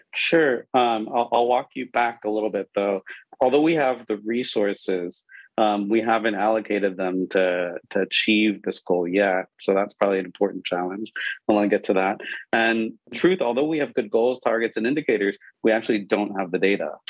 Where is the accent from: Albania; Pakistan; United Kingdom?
Pakistan; I grew up in Pakistan